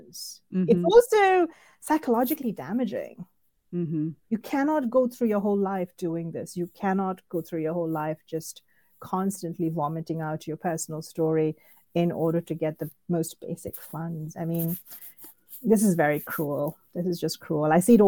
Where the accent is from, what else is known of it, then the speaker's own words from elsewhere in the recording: Indiana, United States; I mean, I'm quote unquote from Indiana, and there are, you know, entire towns built on the labor and the economy provided, you know, encouraged by immigrant workers.